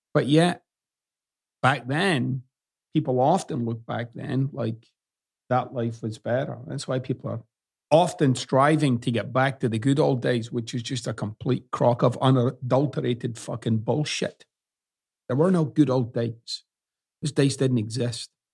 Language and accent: English; Scotland, United Kingdom; moved away as an adult; now in United States; I still use words that I used growing up in Scotland, and I can't get off it.